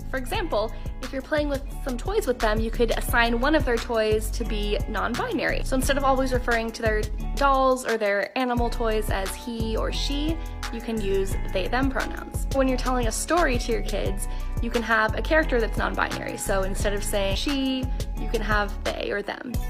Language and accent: English; United States; I'm an American who works a blue-collar job who provides for his family